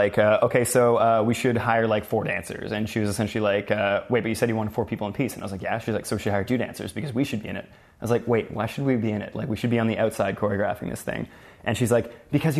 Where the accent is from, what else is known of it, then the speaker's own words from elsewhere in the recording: Sudbury, Ontario, Canada; also born or lived in Toronto; I'm from Sudbury, Ontario. I grew up there and came to Toronto when I was 19